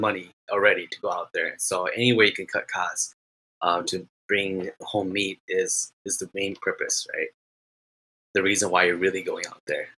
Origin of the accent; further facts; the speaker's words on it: Minnesota, United States; I am from Minnesota.